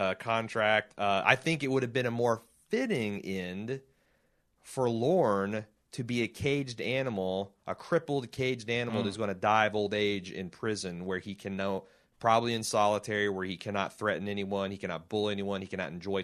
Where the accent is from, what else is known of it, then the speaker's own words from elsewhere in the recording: United States; I'm an American and we're all gun nuts.